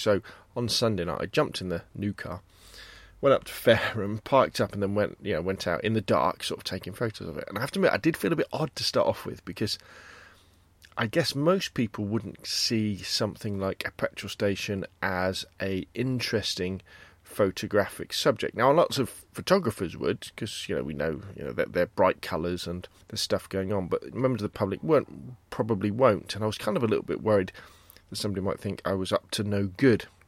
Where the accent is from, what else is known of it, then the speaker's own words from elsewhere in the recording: Gosport, South East England, United Kingdom; Gosport High Street, kind of my, uh, version, my attempt at street photography. Again, it's my hometown